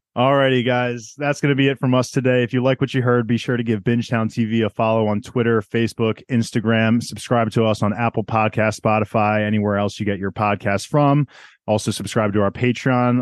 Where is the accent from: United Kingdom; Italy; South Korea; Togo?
South Korea; I'm from South Korean.